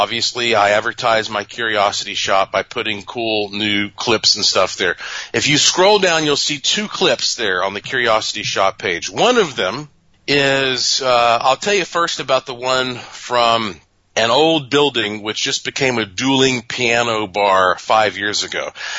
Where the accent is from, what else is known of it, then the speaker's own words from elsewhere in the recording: North Carolina, United States; Well, because that I am from North Carolina and I have a museum and laboratory and ghost tours and all that there